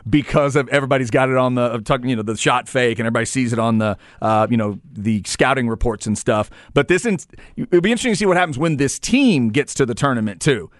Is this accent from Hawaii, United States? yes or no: no; Waxahachie, Texas, United States; born and raised in Waxahachie, Texas